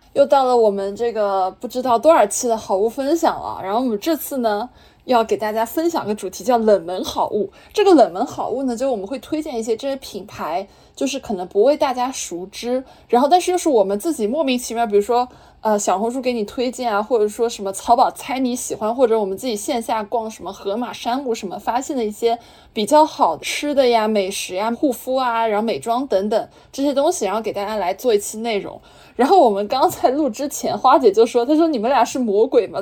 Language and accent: Chinese; Zhejiang, China; 我们浙江人都比较喜欢吃笋啊